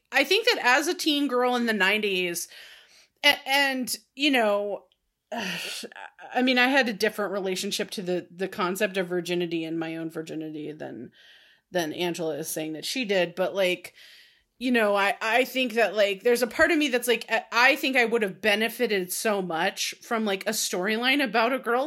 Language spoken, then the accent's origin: English; California, United States; I grew up in California, so it would have been in this state